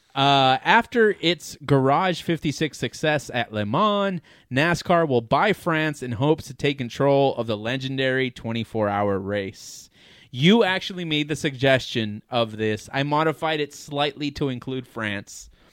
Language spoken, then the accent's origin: English; United States; I'm American.